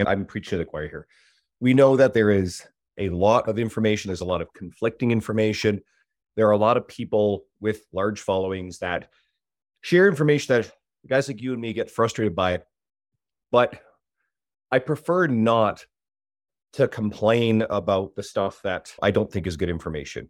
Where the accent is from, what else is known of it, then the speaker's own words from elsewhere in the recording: Newfoundland and Labrador, Canada; now in Edmonton, Canada; I'm originally from the East Coast, Newfoundland. I moved to Edmonton, Alberta